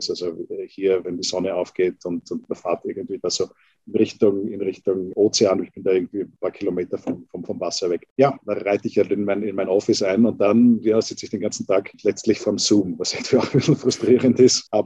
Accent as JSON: {"language": "German", "country": "Austria", "moved": "yes", "said": "es gibt, glaube ich, hier jetzt nicht so die Kaffeekultur, die so gewachsen ist, wie es bei uns in Österreich oder vielleicht speziell jetzt Wien ist oder, oder in Italien."}